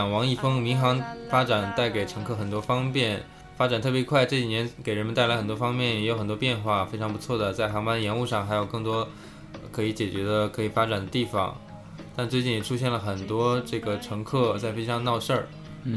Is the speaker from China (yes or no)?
yes; a small border city in Northeast China, China; now in Shanghai, China; 我老家，我是在东北的一个边陲的小城市啊